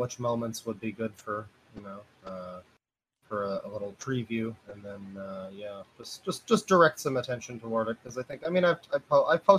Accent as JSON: {"language": "English", "country": "Canada", "said": "Being Canadian"}